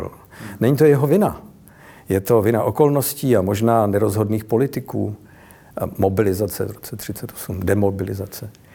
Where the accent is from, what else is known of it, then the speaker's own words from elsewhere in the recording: Prague, Czechia; u nás v Praze